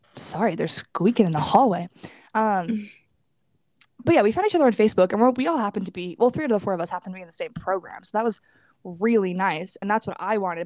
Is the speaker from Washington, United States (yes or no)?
no; New York, United States; moved away as an adult; I'm from New York